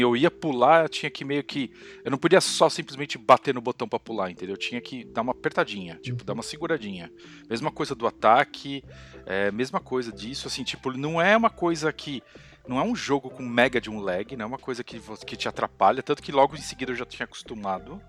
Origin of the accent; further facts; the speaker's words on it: Brazil; eu sou do Brasil